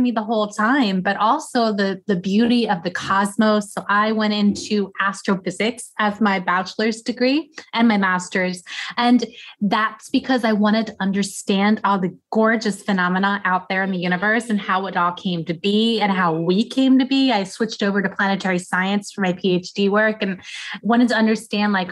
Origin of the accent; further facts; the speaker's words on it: Pennsylvania, United States; now in Atlanta, United States; I grew up in Pennsylvania, so I moved down south for a reason